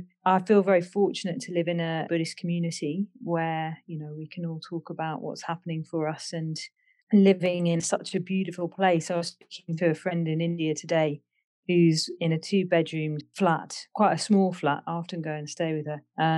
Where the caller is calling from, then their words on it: Wales, United Kingdom; I'm joining you from Tiratnaloka Retreat Centre, which is a women's retreat centre in Wales